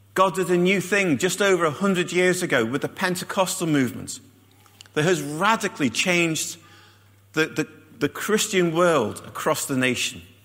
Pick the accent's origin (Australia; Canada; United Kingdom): United Kingdom; Liverpool, North West England; moved away; I come from Liverpool